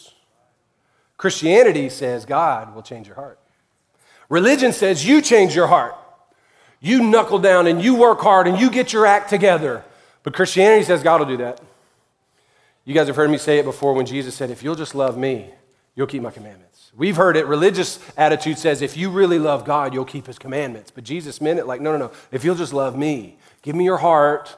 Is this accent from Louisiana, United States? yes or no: yes; Louisiana, United States; I'm from Louisiana.